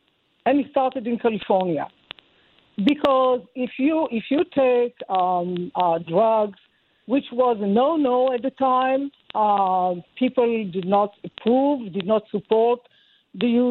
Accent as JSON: {"language": "English", "country": "Israel", "tie": "born or raised there", "said": "I'm Jewish. I was born in Israel."}